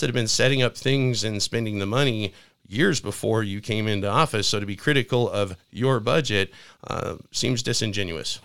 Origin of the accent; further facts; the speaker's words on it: Spokane, Washington, United States; I was born in Spokane